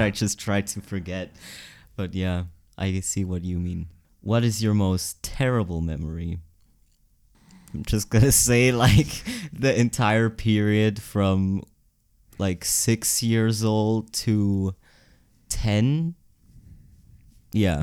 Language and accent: English; Kilchberg, Zurich, Switzerland; also born or lived in Gottikon; then we moved to Kilchberg, which is better. And there I went to, like, primary school